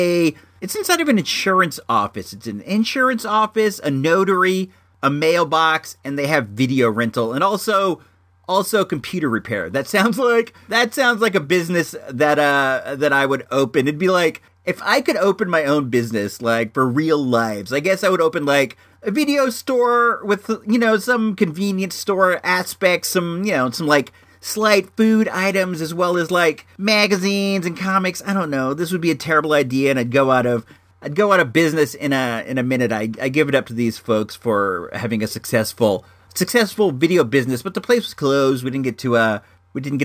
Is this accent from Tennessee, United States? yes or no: no; Santa Rosa, California, United States; we're from Santa Rosa.